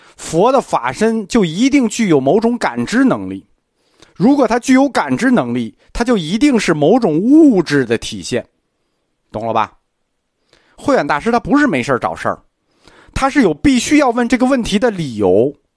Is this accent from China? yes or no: yes; China; 我们中国人跟印度人不一样